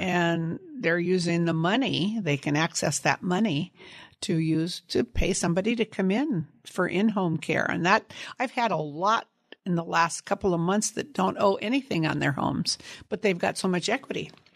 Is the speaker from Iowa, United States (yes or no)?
no; Sunnyvale, California, United States; born or raised there; also born or lived in San Jose, California